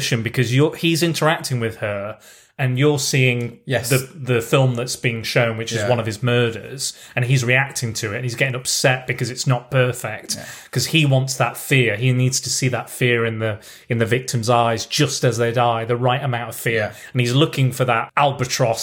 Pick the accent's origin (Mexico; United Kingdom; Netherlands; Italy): United Kingdom